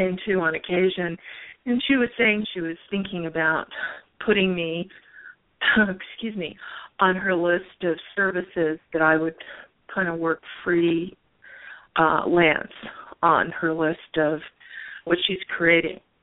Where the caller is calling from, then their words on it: Arizona, United States; I'm calling from Arizona.